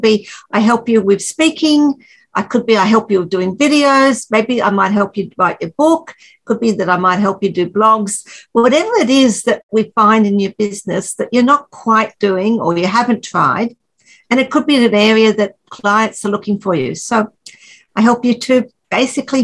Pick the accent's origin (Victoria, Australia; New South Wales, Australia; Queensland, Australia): Queensland, Australia; just north of Brisbane in; I'm from Australia and just north of Brisbane in Queensland, Australia.